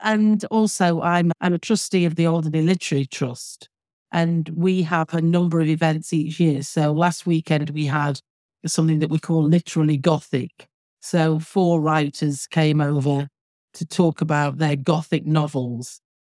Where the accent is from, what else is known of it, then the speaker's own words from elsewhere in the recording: Manchester, North West England, United Kingdom; now in Alderney, Guernsey; based around Manchester, because that's where I was born and brought up, as you can probably tell from my accent.